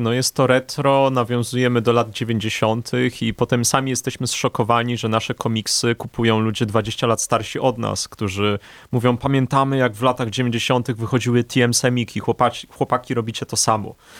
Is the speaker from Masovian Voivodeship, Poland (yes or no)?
yes; Warsaw, Masovian Voivodeship, Poland; obaj jesteśmy warszawiakami od urodzenia, z krwi i kości